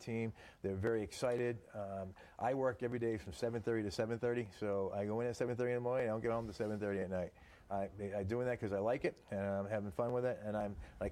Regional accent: the Berkshires, Massachusetts, United States; I grew up in the Berkshires. I went to junior high school here and high school, and I moved to the Berkshires in 1973

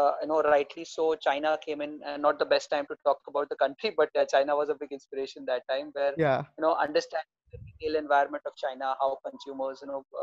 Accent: India; I mean, like most of Indians, I was an engineer by graduation.

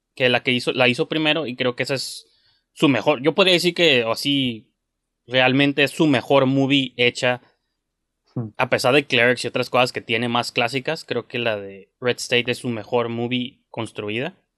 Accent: Mexico; como un mexicano

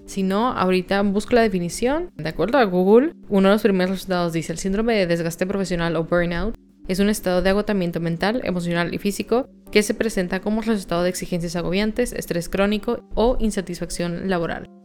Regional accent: Monterrey, Nuevo León, Mexico; soy de Monterrey

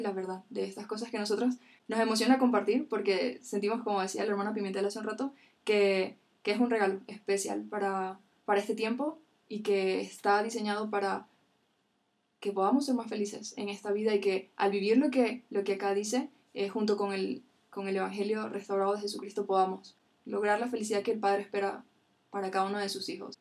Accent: Venezuela; yo soy de Venezuela

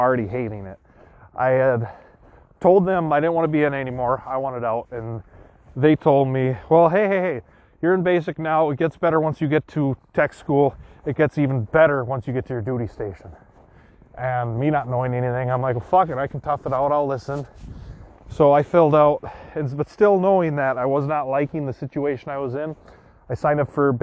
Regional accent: Wisconsin, United States; I'm from Wisconsin

